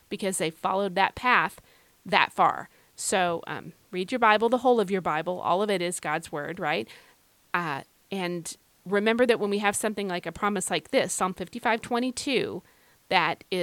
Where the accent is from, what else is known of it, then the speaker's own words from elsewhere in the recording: Ireland; I don't know if it's just because I'm like an Irish woman. I don't know. But anyway, today, uh, you know, Irish women, we mask things pretty well